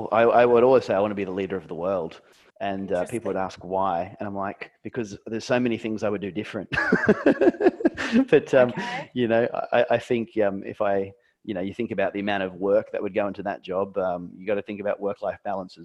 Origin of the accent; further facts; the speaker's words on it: Australia; also born or lived in Brisbane, Queensland, Australia; when I was in primary school age, I grew up in Maribyrnong, and Dad went through a sea change and wanted to have a houseboat business